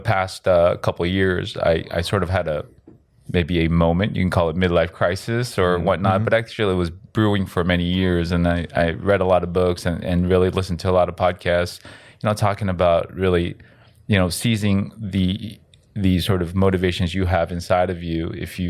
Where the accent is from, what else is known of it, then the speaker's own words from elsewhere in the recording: United States; Yes, I'm Korean. Yep, I'm Korean American. Actually, I was born in South America, so I'm Korean Latino.